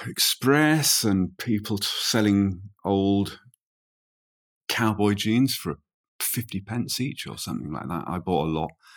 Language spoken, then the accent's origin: English; Midlands, United Kingdom; I grew up in the Midlands